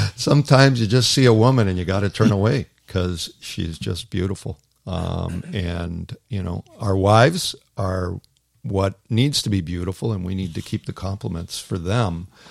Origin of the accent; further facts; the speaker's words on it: Toronto, Ontario, Canada; moved away as an adult; as a kid, I grew up in Toronto